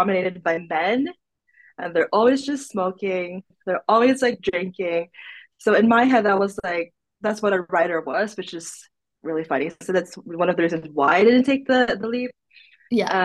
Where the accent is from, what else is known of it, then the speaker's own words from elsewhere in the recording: Philippines; moved away as an adult; now in Sweden; I was born in the Philippines, basically, and then I moved to Sweden in October 2020.